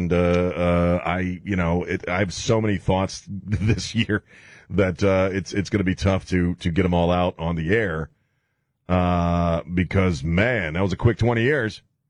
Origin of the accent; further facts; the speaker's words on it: Maryland, United States; moved away as an adult; now in Texas, United States; I'm going to be living in Texas. I grew up in Maryland, man. What the hell am I doing in Texas? And yet, I found a home here. I found a place where I could lay down some roots.